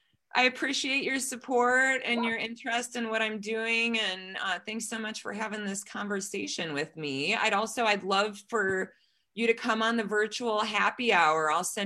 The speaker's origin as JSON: {"language": "English", "country": "United States"}